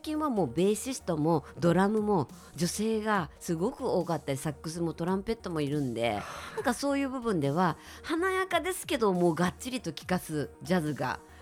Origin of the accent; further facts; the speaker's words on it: Osaka, Japan; moved away as an adult; also born or lived in Tokyo; 私大阪出身なんですけれども